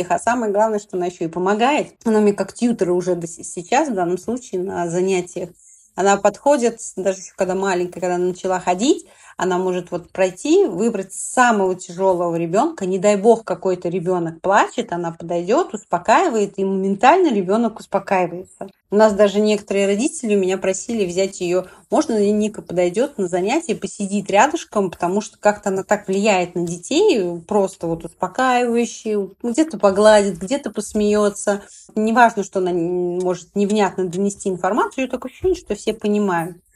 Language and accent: Russian; Ulyanovsk, Ulyanovsk Oblast, Russia; born there; now in Moscow, Russia; Я живу в Москве на данный момент. Я родилась в Ульяновске, у меня семья в Ульяновске.